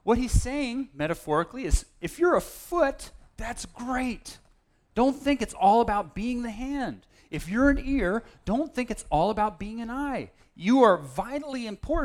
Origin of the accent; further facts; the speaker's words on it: Berkeley, California, United States; At the church I grew up in Berkeley